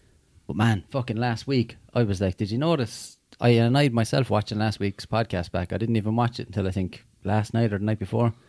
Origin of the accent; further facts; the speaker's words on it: Limerick, Munster, Ireland; we grew up in Limerick's projects